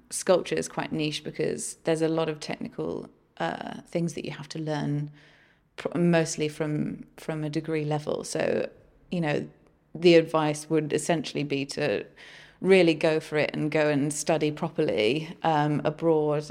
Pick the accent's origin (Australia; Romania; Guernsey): Guernsey; I come from Guernsey